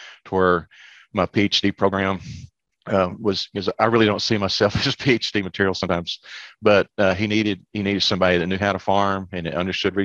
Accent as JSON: {"language": "English", "town": "Lubbock", "region": "Texas", "country": "United States", "tie": "born or raised there", "also_born_or_lived": "Arkansas / Memphis", "moved": "as an adult", "lives_now": "Memphis area, United States", "said": "Growing up around Lubbock, you know, we didn't have very many trees"}